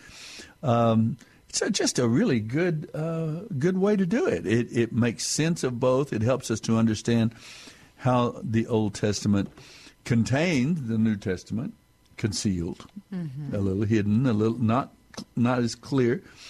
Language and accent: English; West Texas Panhandle, United States; now in San Antonio, United States; I grew up in West Texas in the Panhandle